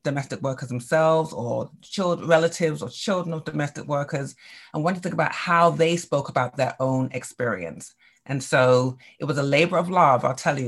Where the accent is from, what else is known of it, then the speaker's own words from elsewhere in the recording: England, United Kingdom; now in United States; growing up in England